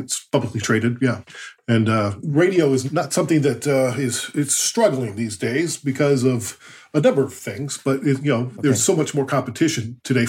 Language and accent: English; United States; now in Canada; I'm from the States originally